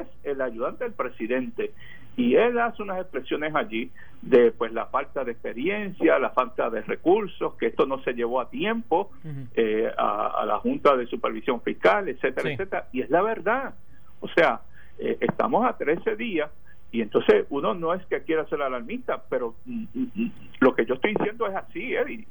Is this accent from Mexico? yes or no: no; Ceiba, Puerto Rico; mi pueblo de Ceiba